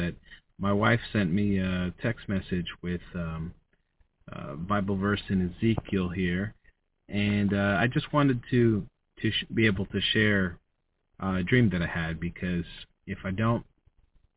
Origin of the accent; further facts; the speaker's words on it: United States; I was born in the USA. I'm an American